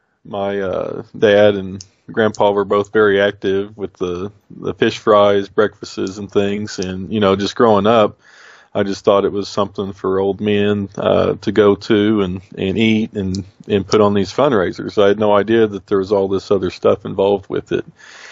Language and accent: English; United States; Hey, I'm Indian. I'm Muscogee Creek.